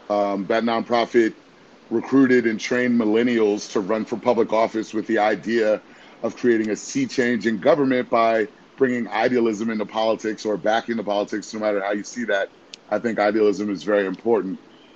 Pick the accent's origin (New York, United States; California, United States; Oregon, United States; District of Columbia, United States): District of Columbia, United States; Washington; also born or lived in Boston / Miami, Florida; now in Atlanta, United States; I'm a Black male. I'm originally from Washington, D.C. I live in Atlanta, Georgia, in the Edgewood neighborhood